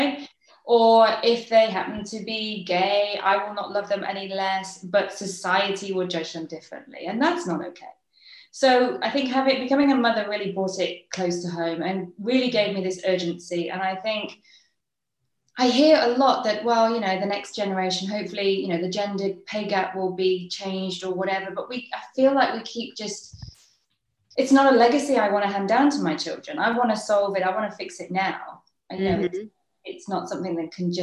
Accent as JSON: {"language": "English", "region": "England", "country": "United Kingdom", "accent": "English", "first_language": "English", "moved": "as an adult", "lives_now": "Netherlands", "said": "I'm British"}